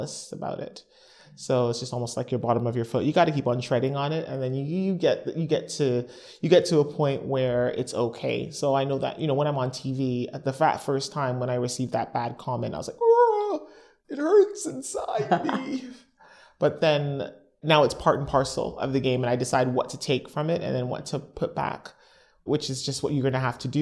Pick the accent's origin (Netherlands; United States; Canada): Canada; accent: Canadian; moved away; my accent's Canadian